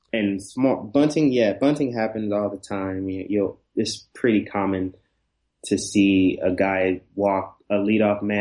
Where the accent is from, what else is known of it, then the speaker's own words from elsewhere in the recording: Detroit, Michigan, United States; moved away as an adult; also born or lived in Alabama / Georgia; now in Japan; Detroit, and I went to school. I graduated from college in Alabama, and I was working in Georgia at the time I left to come to Japan, which was in 2007.